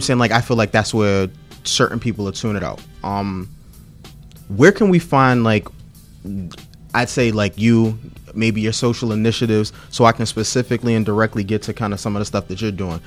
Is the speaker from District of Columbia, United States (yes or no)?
yes; Washington, District of Columbia, United States; I'm from Fort DuPont Park.